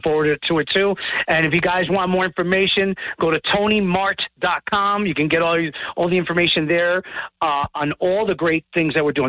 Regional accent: New York City, New York, United States; We are actually Puerto Rican. We're from El Barrio, New York City, Manhattan, in Spanish Harlem, New York

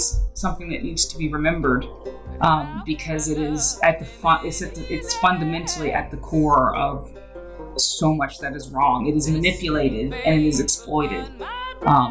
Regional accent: Greensboro, North Carolina, United States; now in Limerick, Ireland; I'm from Greensboro, North Carolina, but I currently live in Limerick, Ireland

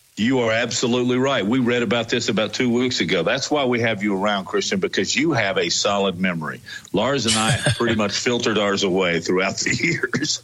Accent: Alabama, United States; also born or lived in Arkansas; I was born in Arkansas. I don't remember a lot of it, but then raised from about age four here in the state of Alabama

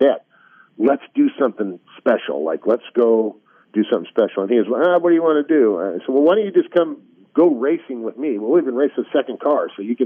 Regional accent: Southern California, United States; moved away as an adult; now in North Carolina, United States; I grew up in Southern California, going to Pomona, the Los Angeles Fairgrounds, and watching the drag races.

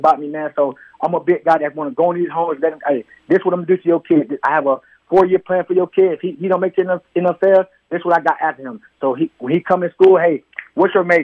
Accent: Palm Beach County, Florida, United States; born or raised there; moved away; also born or lived in Kentucky

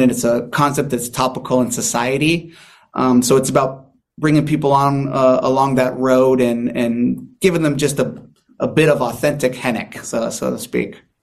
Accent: San Diego, California, United States; I'm from here. I'm from San Diego.

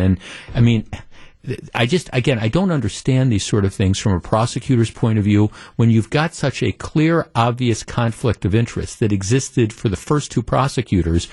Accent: Wisconsin, United States; growing up in Wisconsin, living here almost all my life

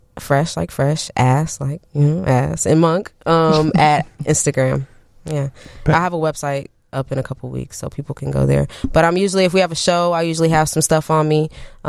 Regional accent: Champaign, Illinois, United States; moved away as an adult; now in Chicago, United States; I'm from Champaign, Urbana.

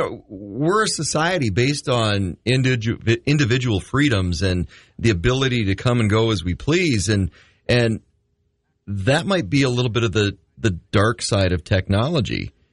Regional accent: Midwest, United States; You know, or, yes, I say pop. I'm from the Midwest.

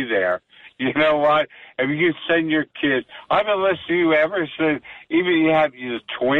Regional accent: Philadelphia, Pennsylvania, United States; I grew up in Philadelphia all my life.

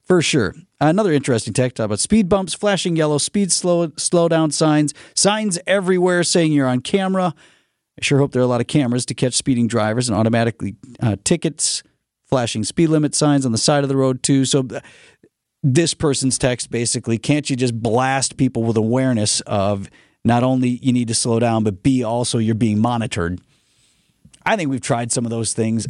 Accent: Wauwatosa, Wisconsin, United States; as a kid, growing up in Wauwatosa

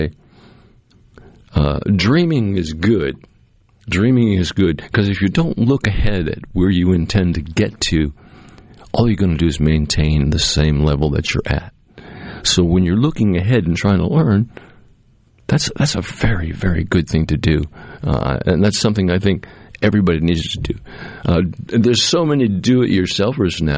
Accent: Cape Cod, Massachusetts, United States; now in Mississippi, United States; when I was growing up on Cape Cod

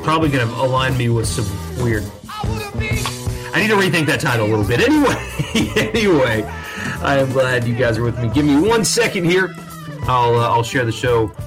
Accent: Greenville, United States; the club team in Greenville where I grew up

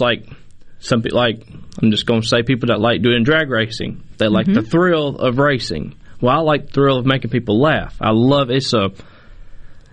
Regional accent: Mobile, Alabama, United States; moved away as an adult; I'm really from Mobile, Alabama

